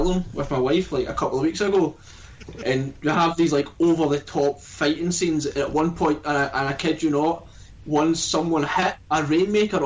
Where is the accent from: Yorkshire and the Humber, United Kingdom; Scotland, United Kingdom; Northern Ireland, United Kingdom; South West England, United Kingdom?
Scotland, United Kingdom; we're Scottish